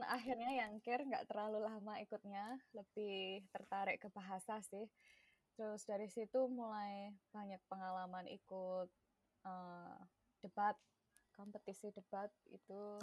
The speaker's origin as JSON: {"language": "Indonesian", "town": "Klaten", "region": "Central Java", "country": "Indonesia", "tie": "born or raised there", "first_language": "Javanese", "second_language": "Indonesian", "moved": "as an adult", "lives_now": "United States", "said": "aku lahir dan besar di Langwetan"}